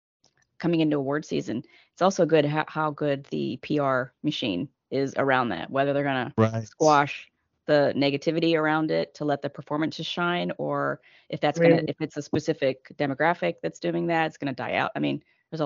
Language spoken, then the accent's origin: English; Pittsburgh, Pennsylvania, United States; shoot in Pittsburgh? I'm from Pittsburgh.